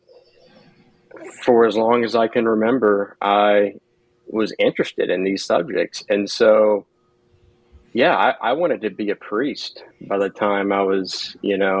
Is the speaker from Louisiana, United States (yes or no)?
yes; Slidell, Louisiana, United States; I'm originally from Slidell, Louisiana, which is a town about